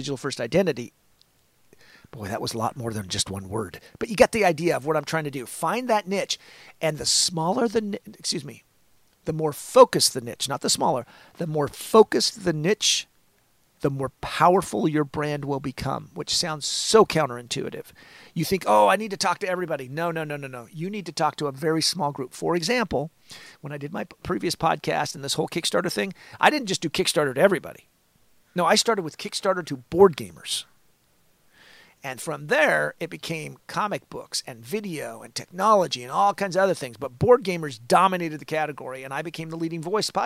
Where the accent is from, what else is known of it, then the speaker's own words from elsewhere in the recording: Olympia, Washington, United States; moved away; also born or lived in San Diego, California; I'm from Olympia, Washington